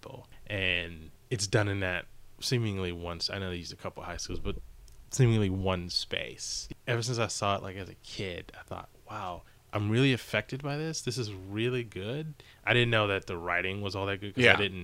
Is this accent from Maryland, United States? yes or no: yes; Maryland, United States; I'm from Maryland, but like the whole high school, and I went to high school in Maryland